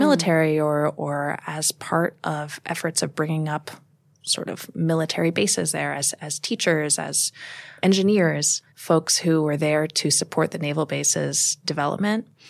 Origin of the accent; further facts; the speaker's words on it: United States; also born or lived in Moscow, Russia / Kamchatka, Russia; now in Brooklyn, United States; I'm very American.